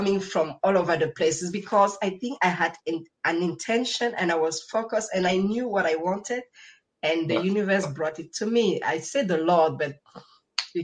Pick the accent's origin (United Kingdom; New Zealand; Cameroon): Cameroon; English is a second language; moved away as an adult; now in Switzerland; I love my life here in Cameroon because I'm originally from Cameroon.